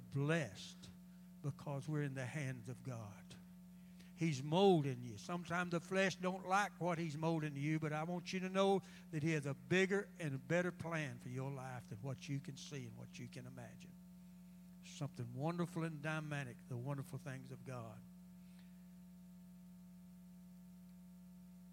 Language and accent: English; United States; we as American people